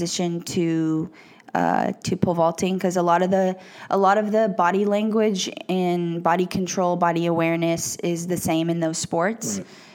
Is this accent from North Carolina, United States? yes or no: no; Lake Oswego, Oregon, United States; moved away as an adult; also born or lived in Scottsdale, Arizona / Portland, Oregon; now in Los Angeles, United States; I consider Portland home because I spent the vast majority of my life there. But I was born in Scottsdale and then grew up in Lake Oswego, Oregon